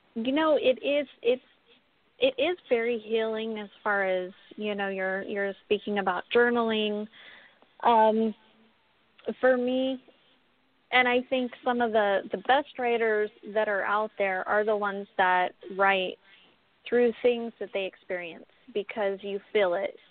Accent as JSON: {"language": "English", "town": "Pismo Beach", "region": "California", "country": "United States", "tie": "born or raised there", "moved": "yes", "lives_now": "Las Vegas, United States", "said": "I grew up in California, um, off of the Central Coast. Uh, I don't know if you guys are familiar with Pismo Beach, but right in that area"}